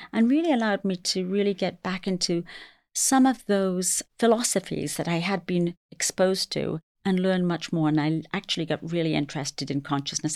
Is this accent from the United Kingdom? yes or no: yes; England, United Kingdom; also born or lived in London; now in New York City, United States; I was raised in England, but my heritage is Indian.